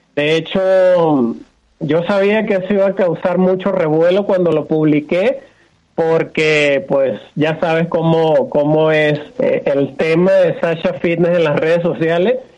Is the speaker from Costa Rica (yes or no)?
no; Venezuela; moved away as an adult; now in Mexico; Empecé por el año 97, 98 en mi país natal que es Venezuela. Actualmente estoy radicado en México.